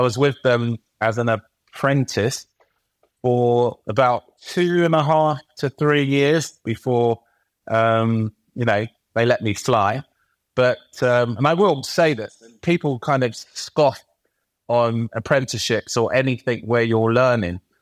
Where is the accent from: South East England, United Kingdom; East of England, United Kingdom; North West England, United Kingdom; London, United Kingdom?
London, United Kingdom; I was born and raised in East London